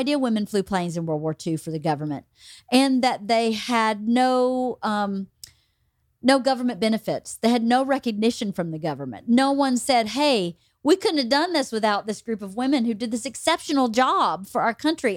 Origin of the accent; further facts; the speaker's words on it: Bowdon, the South, United States; moved away; people that I grew up with in Bowden